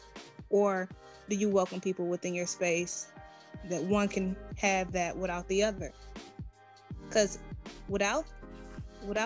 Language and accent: English; Detroit, Michigan, United States; now in Georgia, United States; I'm originally from Detroit, Michigan, right? And I reside here in Georgia.